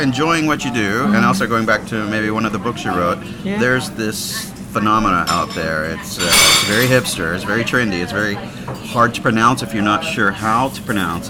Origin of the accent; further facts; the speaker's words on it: United States; I'm from the States, and I don't really have any Scandinavian connection